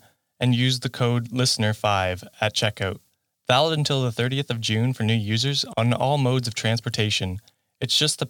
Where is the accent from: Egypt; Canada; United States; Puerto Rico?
Canada; I'm from Canada